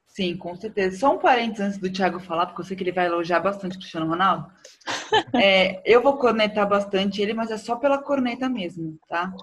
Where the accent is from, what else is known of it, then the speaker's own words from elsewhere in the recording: Brazil; como eu sou brasileiro